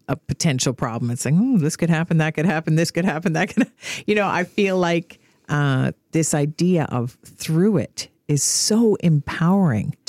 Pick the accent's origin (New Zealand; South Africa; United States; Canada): Canada; all Canadians have. We've got our quiet confidence